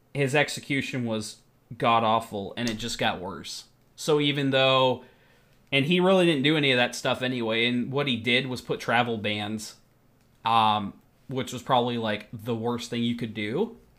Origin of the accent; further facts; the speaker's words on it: United States; moved away; I'm American.